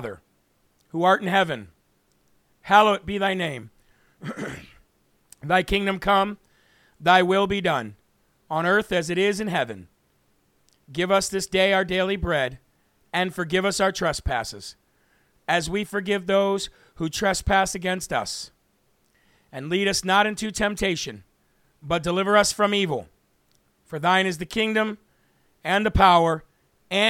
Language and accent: English; New Hampshire, United States; from New Hampshire